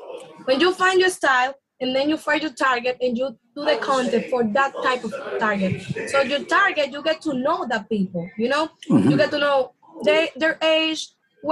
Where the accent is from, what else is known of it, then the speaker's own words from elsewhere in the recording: Dominican Republic; accent: Dominican; English is a second language; I got my accent, my Dominican accent